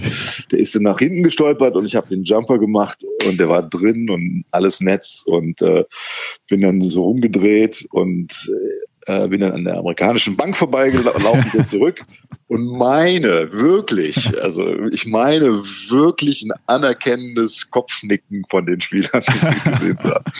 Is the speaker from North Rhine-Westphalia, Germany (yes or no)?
yes; Cologne, North Rhine-Westphalia, Germany; ich bin hier in Köln geboren